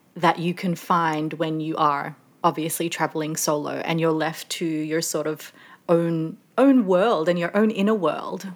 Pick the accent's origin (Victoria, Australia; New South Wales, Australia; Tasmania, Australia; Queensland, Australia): New South Wales, Australia; Sydney; moved away as an adult; also born or lived in Melbourne / London; I'm originally from Sydney